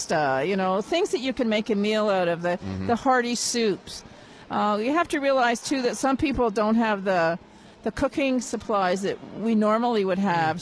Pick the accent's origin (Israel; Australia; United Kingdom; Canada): Canada; Montreal, Quebec; moved away; I am originally from Montreal